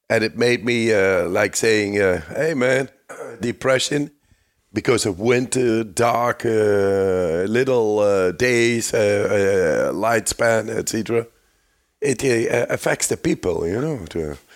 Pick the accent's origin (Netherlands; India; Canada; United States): Netherlands; I'm from the Netherlands